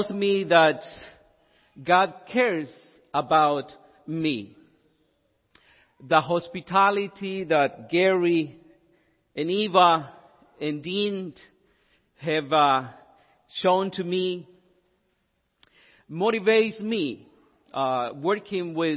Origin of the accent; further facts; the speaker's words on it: El Salvador; moved away; I'm from El Salvador.